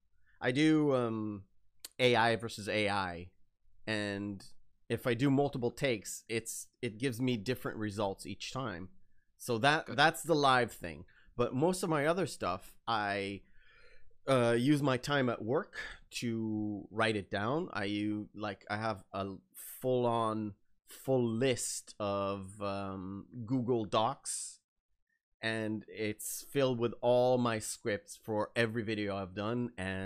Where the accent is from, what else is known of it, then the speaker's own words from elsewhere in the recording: Israel; English is a second language; I don't really have the Israeli famous I would say accent, or when I hear other Israelis speak, especially on TV, it's so obvious.